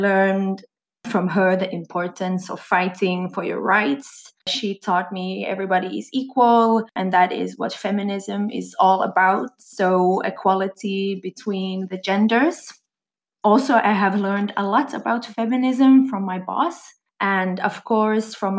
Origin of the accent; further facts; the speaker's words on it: Swedish-speaking part of Finland, Swedish-speaking Finland, Finland; I come from Finland, from the Swedish-speaking part of Finland